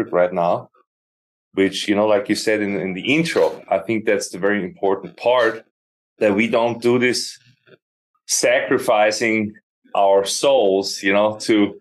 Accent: Austria; moved away as an adult; also born or lived in Austin, Texas; now in Ankara, Turkey; I'm born in Austria, born and raised, and became a full-time musician in my early 20s

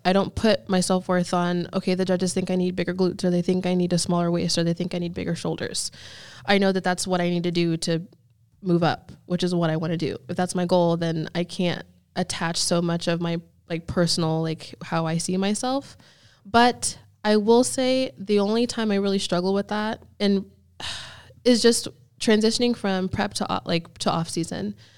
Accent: Erie, Pennsylvania, United States; also born or lived in Houston, Texas / Naples, Florida; now in Jacksonville, United States; I grew up in Pennsylvania

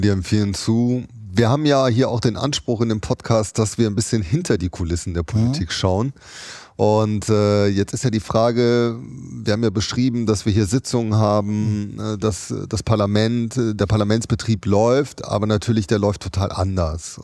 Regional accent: Düsseldorf, North Rhine-Westphalia, Germany; in meiner Heimatstadt Düsseldorf

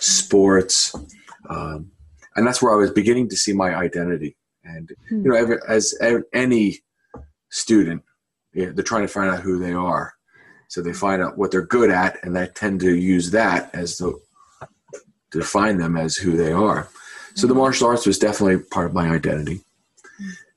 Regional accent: Philadelphia, Pennsylvania, United States; moved away as an adult; also born or lived in Florida; originally, I'm from Philadelphia. I was born in an Irish Catholic family. And, you know, as a kid growing up, I didn't know there was anything other than Catholic. There was just a kind of a neighborhood kind of feel.

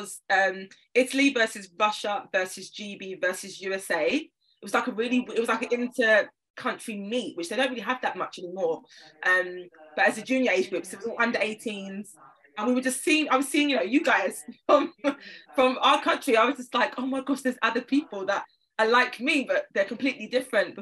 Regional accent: London, United Kingdom; I'm from South London, so any Londoner you'll know in the UK, specific areas are very important to mention because we are all very different. I live in North London now, but I'm a South Londoner at heart

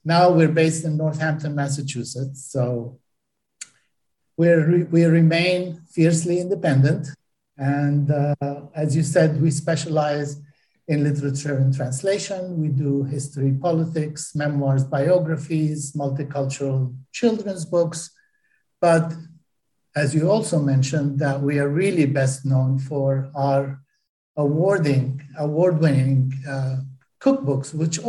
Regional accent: Palestine; I got really tired of having to explain to people that I come from Palestine, not Pakistan.

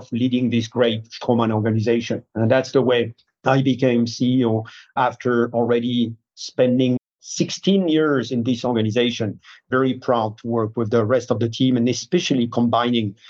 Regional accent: France; moved away as an adult; I grew up in France

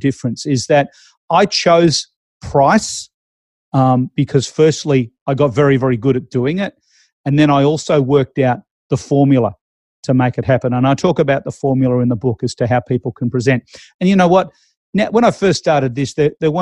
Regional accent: Melbourne, Victoria, Australia; moved away; I'm originally from Melbourne, the auction capital of the world.

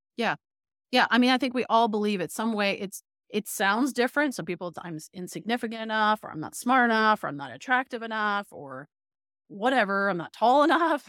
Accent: Toronto, Ontario, Canada; moved away; I'm from Toronto

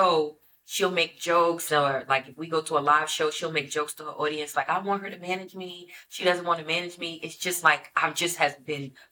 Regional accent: New York City, New York, United States; I'm from Brooklyn. Like, I'm from Flatbush.

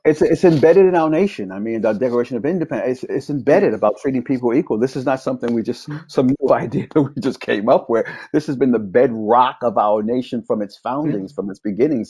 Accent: New York, United States; I'm a native New Yorker, born and raised in New York

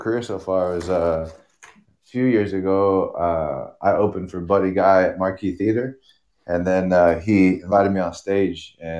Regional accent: Long Beach, California, United States; I'm originally from Long Beach, California.

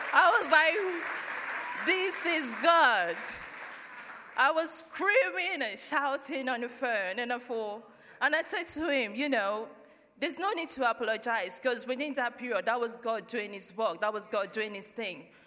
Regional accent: Nigeria; moved away as an adult; now in United Kingdom; we're from Nigeria. I've been in family church since I moved to the UK in 2009

